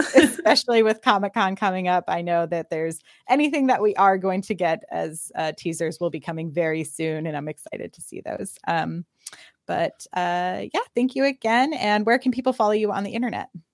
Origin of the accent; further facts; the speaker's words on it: Austin, Texas, United States; also born or lived in Los Angeles; I'm, I'm from Austin, kind of back and forth between L A and Austin.